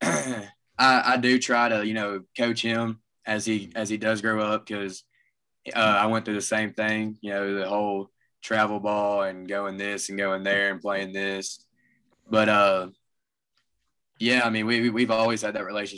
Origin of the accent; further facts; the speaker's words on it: Olive Branch, Mississippi, United States; also born or lived in Southaven, Mississippi; I've grown up here in Olive Branch